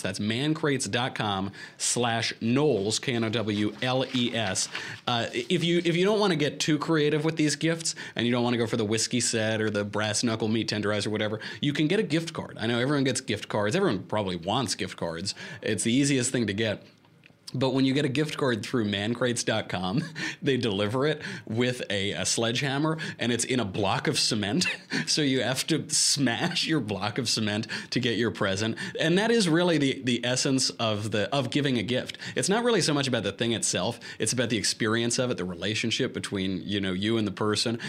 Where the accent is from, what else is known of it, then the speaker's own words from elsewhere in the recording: New York, United States; I'm from New York